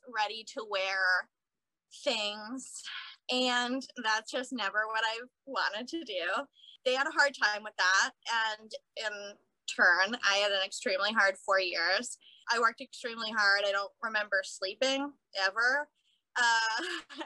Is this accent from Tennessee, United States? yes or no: no; Cape Cod, Massachusetts, United States; moved away as an adult; also born or lived in Boston; now in Brooklyn, United States; Originally, I'm from Cape Cod, Massachusetts, so I grew up on the beach, and I've been in Brooklyn for about 6 years now